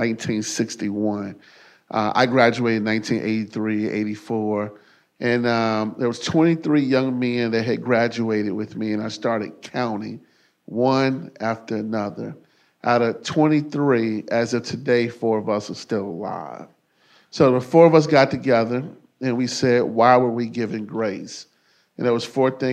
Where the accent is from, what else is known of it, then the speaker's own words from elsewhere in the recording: Chicago, Illinois, United States; moved away as an adult; now in Cincinnati, United States; I grew up in Chicago. I grew up in one of the toughest public housing developments in the country.